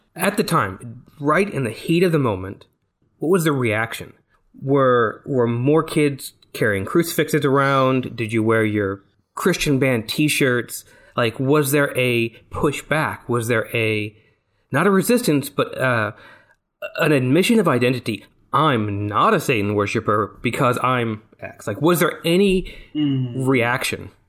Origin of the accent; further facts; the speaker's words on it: Texas, United States; I'm from Texas, not Kentucky